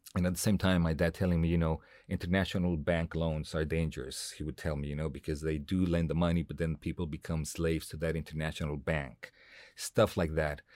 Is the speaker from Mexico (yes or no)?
yes; Mexico City, Mexico; English is a second language; moved away as an adult; now in Los Angeles, United States; growing up in Mexico City, going to this American school